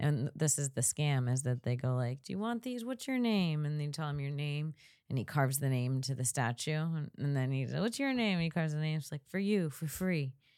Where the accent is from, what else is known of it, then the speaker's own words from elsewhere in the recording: Florida, United States; also born or lived in Saint Augustine; now in Los Angeles, United States; I grew up in Florida.